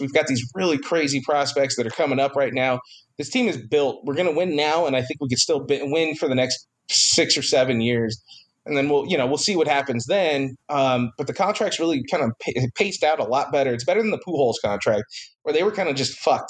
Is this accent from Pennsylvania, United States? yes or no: no; Rosamond, California, United States; We're from Rosemond.